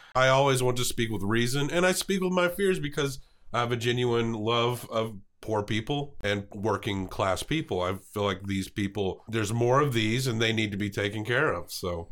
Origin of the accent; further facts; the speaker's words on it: Montgomery County, Tennessee, United States; accent: Southern; where I grew up in Montgomery County, it borders Kentucky